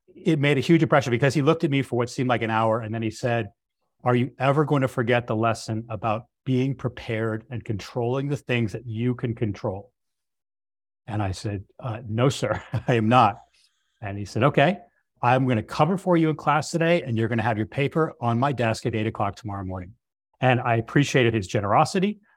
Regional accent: Northeast, United States; I come from the Northeast

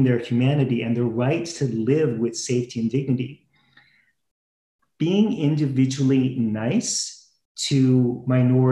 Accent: Halifax, Nova Scotia, Canada; I was born and raised in Halifax

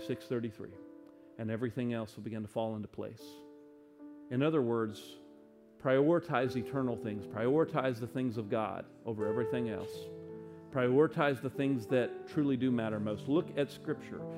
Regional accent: United States; as an American

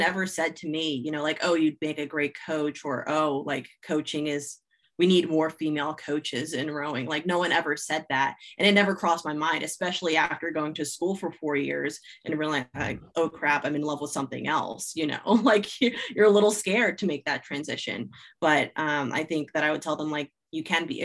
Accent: New Jersey, United States; growing up in South Jersey, I am a diehard Philly sports fan

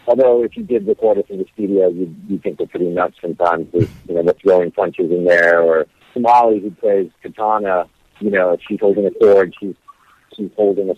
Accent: Las Vegas, Nevada, United States; also born or lived in Hawaii; I grew up backstage. I grew up, you know, in the lighting booths of clubs. I grew up in Vegas. I grew up in Hawaii.

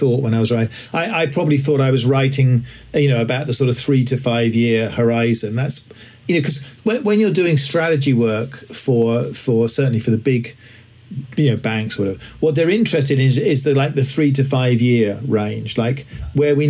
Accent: England, United Kingdom; I'm English

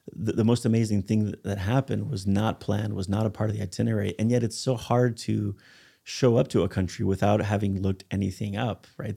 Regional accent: United States; I'm a foreigner, I'm American

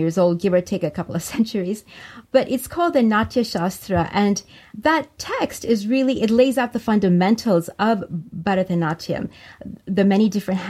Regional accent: India; also born or lived in France; So I felt very much at home, and it just sort of expanded my identity, I guess, of being Indian abroad.

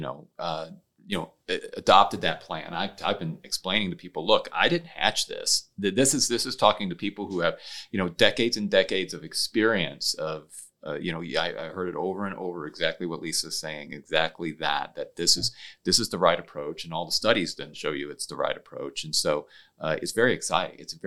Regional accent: Jefferson County, Missouri, United States; I'm you know from Jefferson County, but my dad's from Washington County

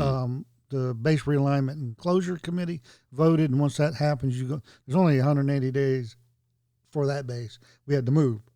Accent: Tennessee, United States; I was from Tennessee.

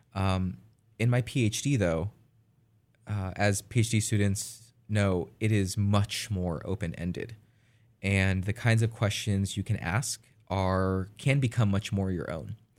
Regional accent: California, United States; I'm from California

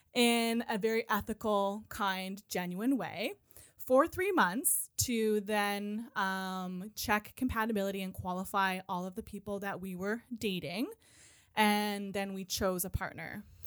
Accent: Nova Scotia, Canada; moved away as an adult; also born or lived in Calgary; when I moved back to Nova Scotia from Calgary to be closer to my family

